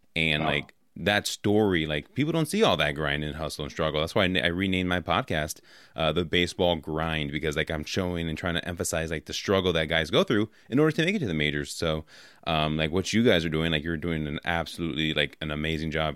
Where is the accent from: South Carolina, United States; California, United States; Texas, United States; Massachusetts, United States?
California, United States; Oakland; I grew up in Oakland, so like uh, I was an A's fan since a kid